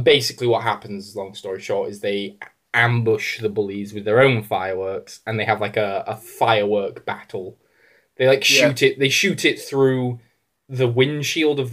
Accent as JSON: {"language": "English", "region": "England", "country": "United Kingdom", "said": "as an English person"}